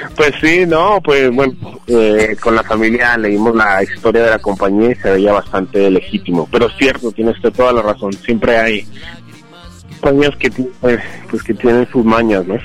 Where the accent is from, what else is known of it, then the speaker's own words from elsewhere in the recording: Bogotá, Colombia; now in Los Angeles, United States; Yo nací en la capital de Colombia, que es Bogotá